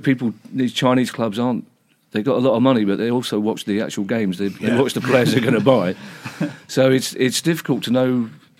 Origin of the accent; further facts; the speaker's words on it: England, United Kingdom; we're English